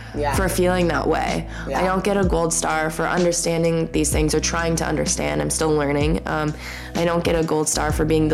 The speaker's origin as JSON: {"language": "English", "town": "Coon Rapids", "region": "Minnesota", "country": "United States", "tie": "born or raised there", "said": "I was raised totally in the Lutheran church in Coon Rapids, Minnesota"}